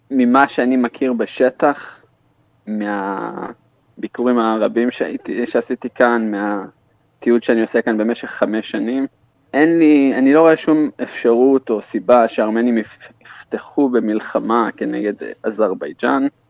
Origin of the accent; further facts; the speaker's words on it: Israel; אני ישראלי